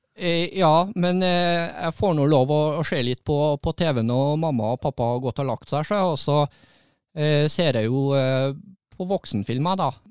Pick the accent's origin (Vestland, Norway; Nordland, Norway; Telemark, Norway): Vestland, Norway; Florø